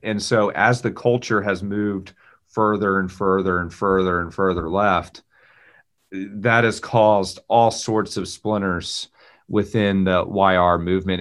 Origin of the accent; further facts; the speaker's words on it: Texas, United States; moved away as an adult; now in Raleigh, United States; I'm a Texan, native Texan